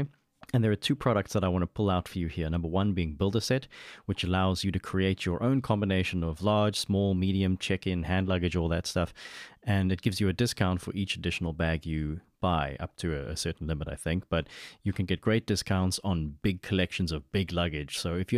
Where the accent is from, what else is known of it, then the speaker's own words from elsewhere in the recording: Namibia; I was born in Namibia